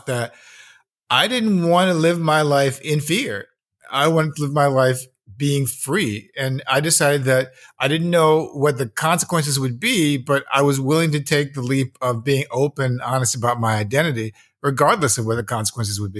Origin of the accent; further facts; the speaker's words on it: United States; also born or lived in Los Angeles; as an American young capitalist in the 1980s